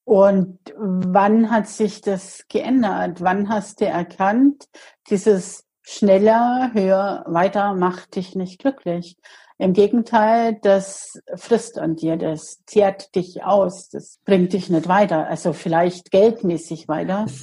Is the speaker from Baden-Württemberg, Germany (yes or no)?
no; Bavaria, Germany; bei uns in Bayern